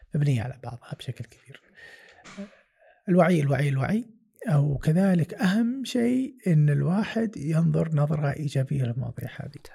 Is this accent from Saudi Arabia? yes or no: yes; Saudi Arabia; لنا كسعوديه